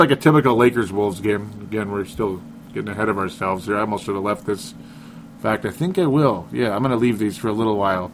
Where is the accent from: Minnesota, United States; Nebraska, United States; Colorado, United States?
Minnesota, United States; I'm originally from Minnesota